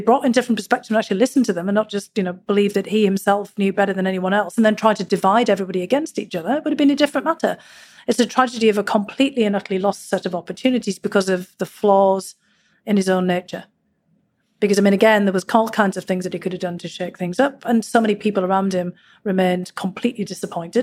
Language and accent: English; Durham, North East England, United Kingdom; born or raised there; now in United States